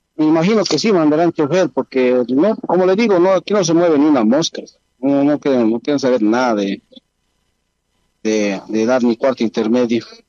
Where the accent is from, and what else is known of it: Bolivia